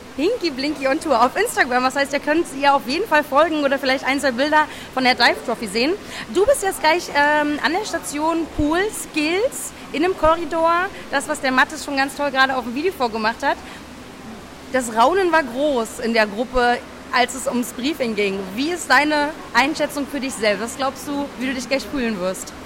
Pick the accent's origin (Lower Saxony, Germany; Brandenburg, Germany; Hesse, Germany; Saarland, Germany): Brandenburg, Germany; Rathenow; Ich komme aus Rathenow